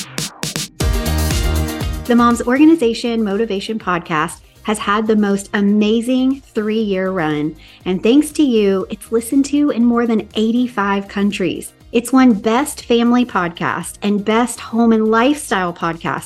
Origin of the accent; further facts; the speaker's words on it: the South, United States; now in Southern California, United States; I grew up in the South and it was hot and muggy and just steamy